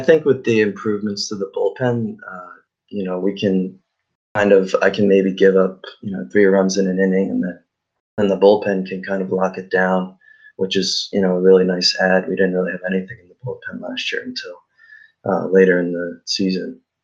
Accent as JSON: {"language": "English", "town": "Philadelphia", "region": "Pennsylvania", "country": "United States", "moved": "as an adult", "lives_now": "Tampa, United States", "said": "I'm originally from Philadelphia"}